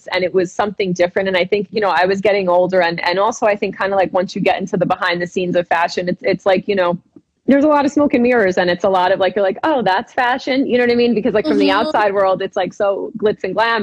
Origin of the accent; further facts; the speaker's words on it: New Jersey, United States; also born or lived in New York City; I'm originally from New Jersey, but I spent so much time in the city